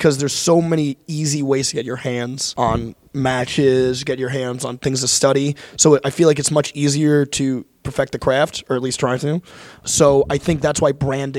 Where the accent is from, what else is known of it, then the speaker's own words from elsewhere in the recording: Long Island, New York, United States; I grew up in Long Island, New York